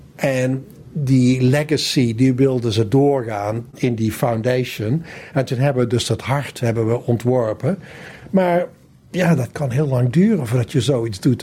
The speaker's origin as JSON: {"language": "Dutch", "town": "Valkenswaard", "region": "North Brabant", "country": "Netherlands", "tie": "born or raised there", "also_born_or_lived": "Amsterdam / Sydney", "moved": "as an adult", "said": "Ik kom dus uit Brabant. Ik kom uit Valkenswaard. En eh, ben daar opgegroeid."}